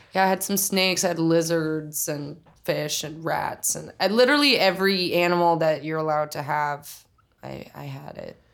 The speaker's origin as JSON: {"language": "English", "town": "Oklahoma City", "region": "Oklahoma", "country": "United States", "tie": "born or raised there", "also_born_or_lived": "Tulsa, Oklahoma", "moved": "as an adult", "lives_now": "New York, United States", "said": "I grew up in Oklahoma City, or I was born in Tulsa, Oklahoma. Um, and I grew up in Oklahoma City for 18 years."}